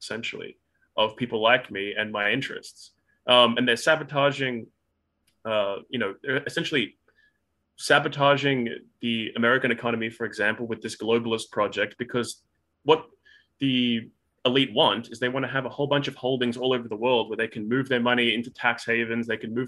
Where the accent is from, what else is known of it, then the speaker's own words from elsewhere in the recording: Australia; I live in Australia. Obviously, I'm an Australian